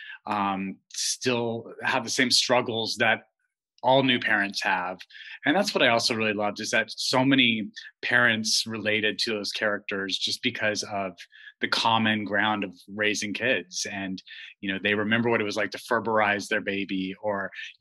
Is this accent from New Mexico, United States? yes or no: yes; Albuquerque, New Mexico, United States; I grew up gay in Albuquerque, New Mexico